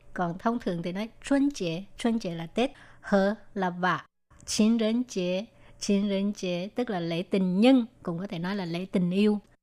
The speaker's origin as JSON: {"language": "Vietnamese", "country": "Vietnam", "moved": "yes", "lives_now": "Taiwan", "said": "người việt mình qua đây"}